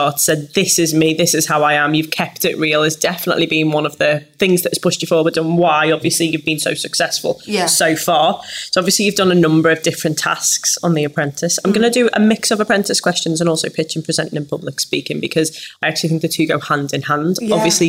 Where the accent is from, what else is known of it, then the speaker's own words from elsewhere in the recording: Liverpool, North West England, United Kingdom; Definitely something I struggled with, being a Scouser.